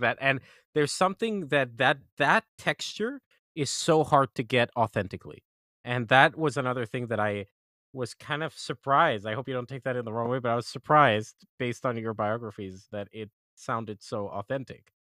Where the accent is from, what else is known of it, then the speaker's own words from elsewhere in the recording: Colombia; I'm from Colombia, I'm from Latin America